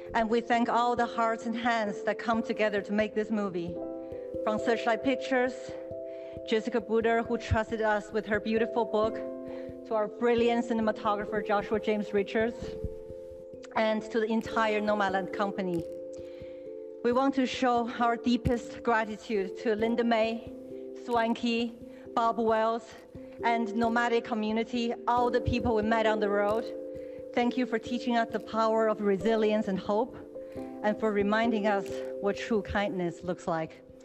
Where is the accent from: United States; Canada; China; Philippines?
China; moved away; When I was growing up in China